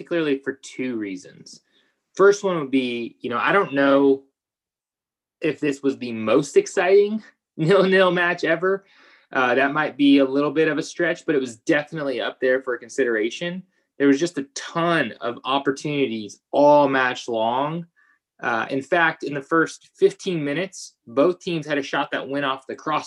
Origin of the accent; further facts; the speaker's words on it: United States; As a American